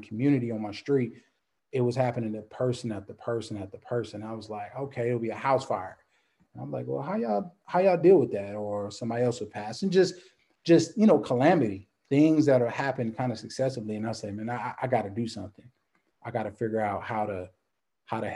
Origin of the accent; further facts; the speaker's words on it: Compton, California, United States; also born or lived in New Orleans, Louisiana / Dallas, Texas; now in Baton Rouge, United States; I grew up in Compton, California, 80s.